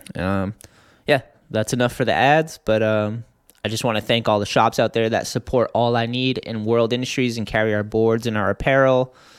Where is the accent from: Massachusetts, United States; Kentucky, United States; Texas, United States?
Massachusetts, United States; I'm from Massachusetts